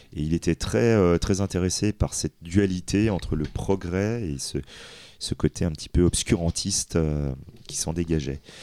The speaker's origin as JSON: {"language": "French", "country": "France", "said": "nous en tant que Français"}